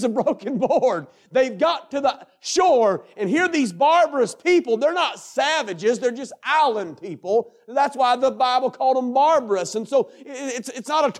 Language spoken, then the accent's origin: English; North Carolina, United States; I come from North Carolina